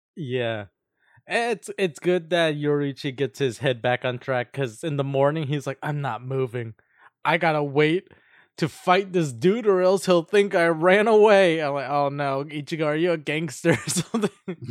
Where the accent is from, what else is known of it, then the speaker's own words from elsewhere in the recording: United States; I'm just an American